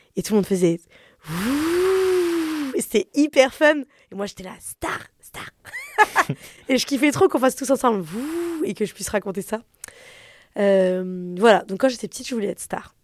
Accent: Paris, Île-de-France, France; j'ai grandi à Paris, dans un appartement assez grand, de classe moyenne supérieure

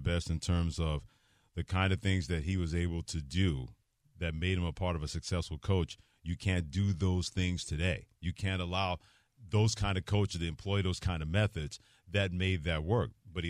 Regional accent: Northeast, United States; growing up in the Northeast, I didn't have, like, a particular team.

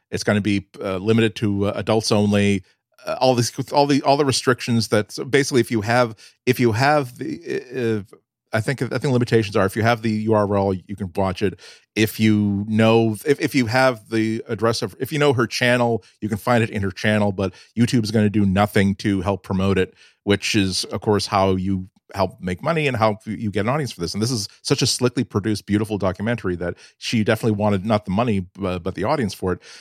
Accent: New England, United States; I'm a New Englander

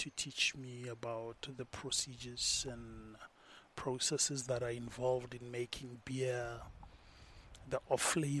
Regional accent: Brits, North West, South Africa; now in Pretoria, South Africa; And I'm in Pretoria. My house is in Pretoria.

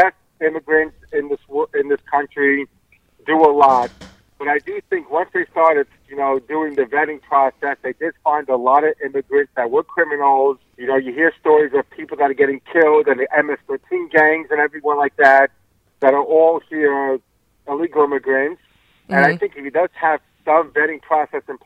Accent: New York, United States; Born and bred in New York, Queens, New York

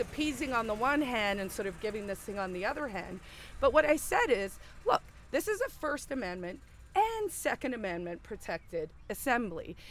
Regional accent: South Africa; moved away as an adult; also born or lived in Silicon Valley / New York City; now in New Hampshire, United States; my origin story is I grew up in South Africa, so under apartheid

